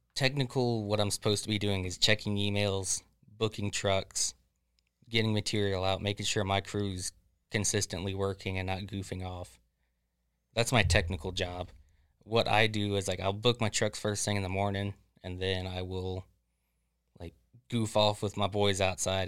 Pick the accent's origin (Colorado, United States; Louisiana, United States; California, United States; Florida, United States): Florida, United States; Florida born and raised, uh, about forty-five minutes south of Leesburg